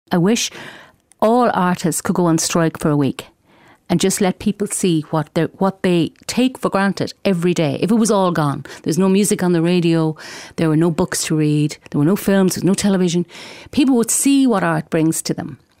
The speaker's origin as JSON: {"language": "English", "town": "Galway", "region": "Connacht", "country": "Ireland", "said": "I'm from Galway and I write books for children. I write both in Irish and in English"}